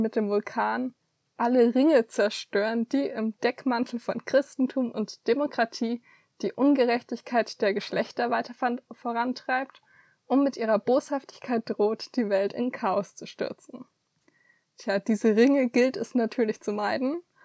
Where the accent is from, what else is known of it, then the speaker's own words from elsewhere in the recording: Fürth, Bavaria, Germany; meine Heimatstadt